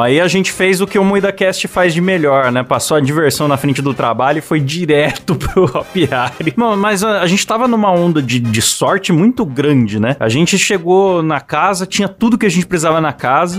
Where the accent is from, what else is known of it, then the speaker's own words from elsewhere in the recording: Bauru, São Paulo, Brazil; Eu sou de Bauru